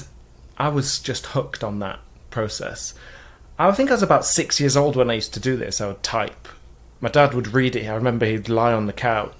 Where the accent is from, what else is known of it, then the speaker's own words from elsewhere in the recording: Mansfield, East Midlands, United Kingdom; I'm from Mansfield in England. It's a small town near Nottingham, you know, Robin Hood. That's a mining town.